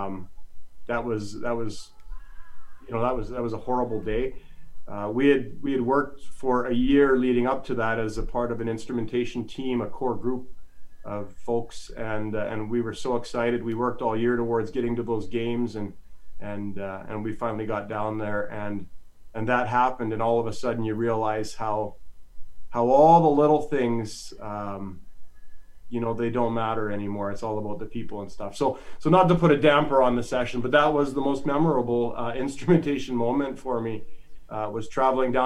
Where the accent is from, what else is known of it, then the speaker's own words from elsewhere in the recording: Calgary, Alberta, Canada; moved away as an adult; now in Edmonton, Canada; I grew up in Calgary. I grew up in Calgary.